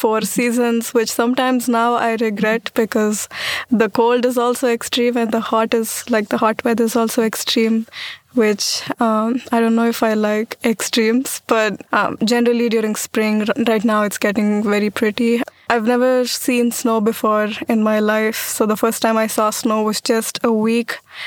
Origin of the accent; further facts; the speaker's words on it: Pune, Maharashtra, India; moved away as an adult; now in Walla Walla, United States; I'm from Pune, India